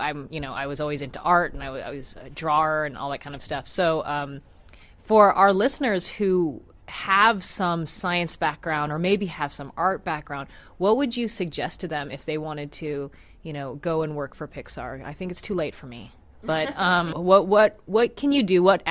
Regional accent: Washington, United States; I grew up here in Washington State, and I went to Western Washington University, where I now teach.

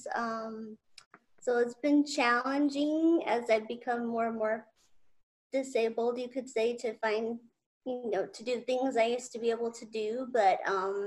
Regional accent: Utah, United States; moved away as an adult; also born or lived in Southern California; now in California, United States; I'm originally from Utah

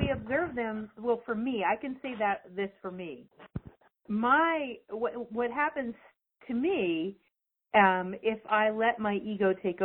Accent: Canada; I'm Canadian

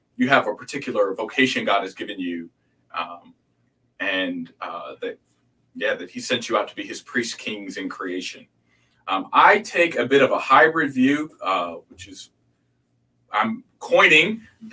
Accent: outside of Chicago, Illinois, United States; also born or lived in Hampton, Virginia / Houston, Texas / Wheaton, Illinois; now in Dallas, United States; I was born outside of Chicago

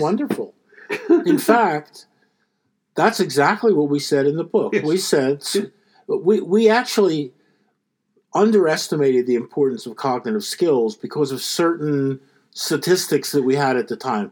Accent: Philadelphia, Pennsylvania, United States; I, I, grew up in Philadelphia

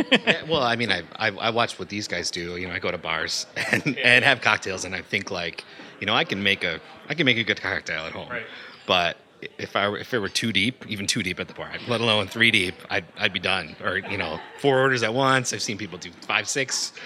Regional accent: Chicago, Illinois, United States; I'm from Chicago, Illinois.

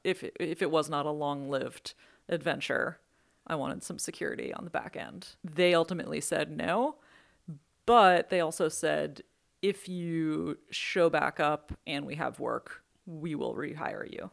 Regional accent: Belfast, Maine, United States; moved away as an adult; now in West Coast, United States; I grew up in Maine

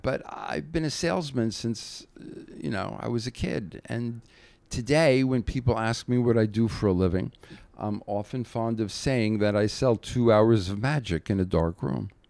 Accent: New Jersey, United States; I grew up in Jersey, about forty-five minutes from Manhattan

